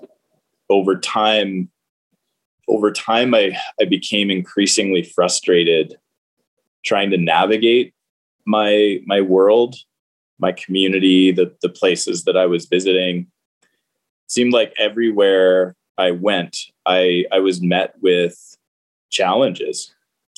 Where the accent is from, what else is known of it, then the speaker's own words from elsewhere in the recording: Stouffville, Ontario, Canada; also born or lived in Waterloo; I grew up in Stouffville